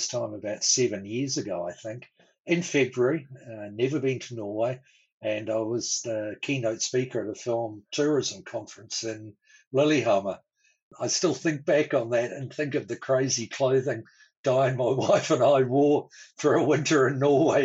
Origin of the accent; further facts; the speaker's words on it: Auckland, New Zealand; moved away as an adult; also born or lived in Christchurch, New Zealand / Wanaka, New Zealand; now in Australia; I'm a New Zealander, born and bred, and grew up initially in Auckland in the North Island